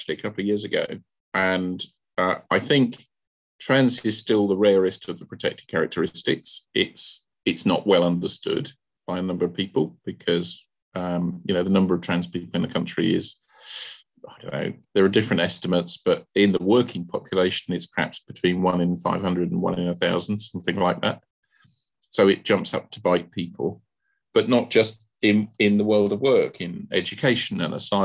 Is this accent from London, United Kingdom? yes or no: yes; London, United Kingdom; I'm a Londoner born and bred